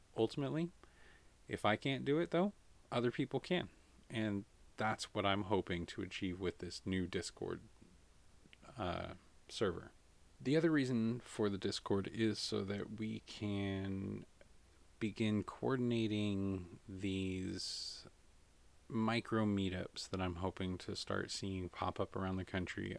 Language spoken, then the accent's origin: English; United States; as an American